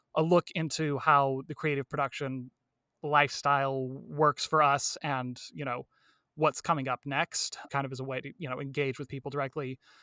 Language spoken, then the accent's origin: English; Medford, Oregon, United States; also born or lived in Mammoth Lakes, California; pretty much born and raised here in, uh, Medford, Oregon, uh, Southern Oregon area